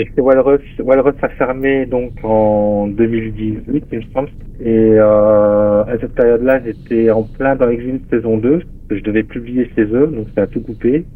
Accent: Metz, Grand Est, France; en Lorraine, à Metz. Hein. C'est ma ville natale, là où je suis né

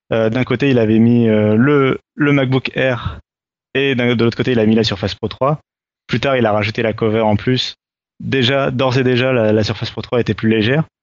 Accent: France; mais ça on s'en fout parce qu'on est français

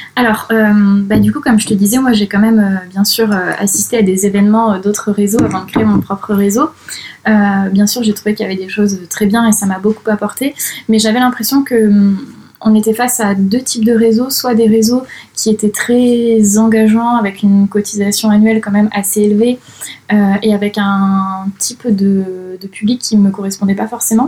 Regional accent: Saint-Jean-d'Angély, Nouvelle-Aquitaine, France; moved away as an adult; now in Toulouse, France; je viens de Charente-Maritime, d'une petite ville qui s'appelle Saint-Jean-d'Angély. Je vis à Toulouse depuis 9 ans maintenant

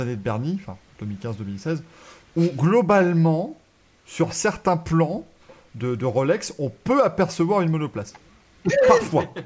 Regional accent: France; en tant que Français

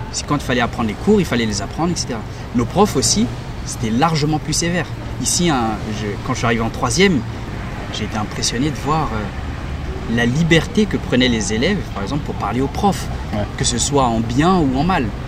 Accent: Benin; now in Paris region, France; je suis originaire du Bénin et j'habite euh, en région parisienne.

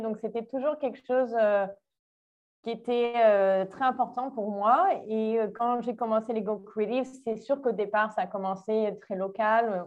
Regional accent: Menton, Provence-Alpes-Côte d'Azur, France; moved away as an adult; also born or lived in Nice / England / South Africa / Montreal; now in Brazil; je suis née en France à la, à la base. Je suis née dans le sud.

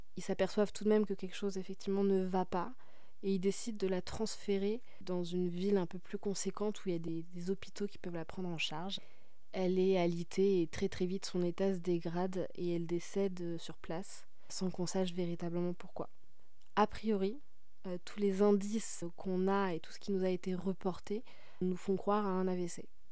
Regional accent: Paris, Île-de-France, France; je suis parisienne

